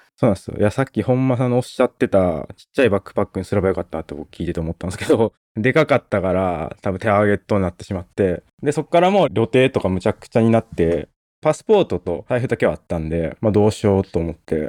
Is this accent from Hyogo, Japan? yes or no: yes; Hyogo, Japan; moved away as an adult; also born or lived in Tokyo; 僕は兵庫県出身で、でかなりもう田舎の方でもう限界集落みたいなところで育ったんですよね